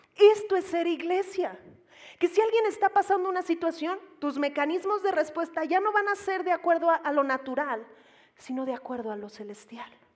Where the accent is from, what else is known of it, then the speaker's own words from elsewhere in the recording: Mexico; Como mexicanos